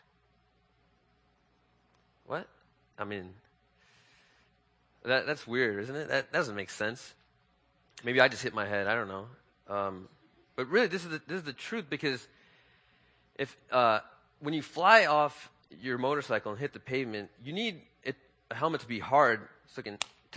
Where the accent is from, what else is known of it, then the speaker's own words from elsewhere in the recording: Chicago, Illinois, United States; I was born and raised in Chicago